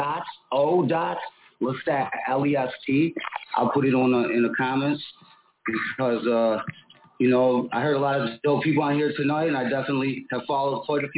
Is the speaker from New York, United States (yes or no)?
yes; Buffalo, New York, United States; now in Phoenix, United States; I'm from Phoenix. I live in Phoenix, and I'm from Buffalo, New York. {S1} Okay. {S6} Originally, so I kind of represent 716 to 602 Buffalo.